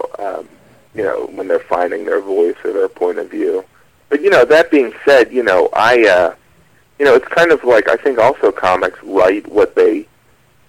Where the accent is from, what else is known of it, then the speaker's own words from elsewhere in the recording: Indiana, United States; moved away as an adult; now in New York, United States; I grew up in Indiana